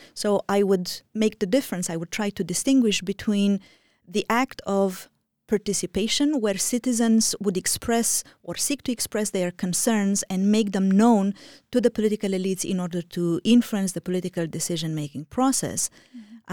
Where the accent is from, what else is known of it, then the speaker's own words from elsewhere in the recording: Romania; moved away; I am originally from Romania